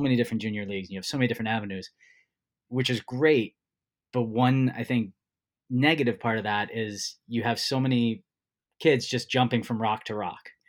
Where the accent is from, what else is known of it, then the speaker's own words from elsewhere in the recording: New Jersey, United States; I grew up in New Jersey